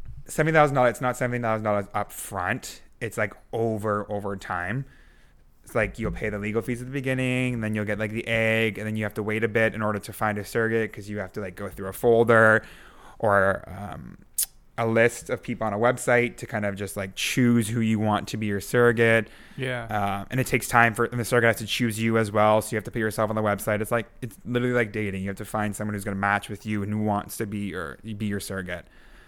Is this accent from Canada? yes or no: yes; Canada; Yeah, like even as a Canadian, if I wanted to go to any other country, I would have to...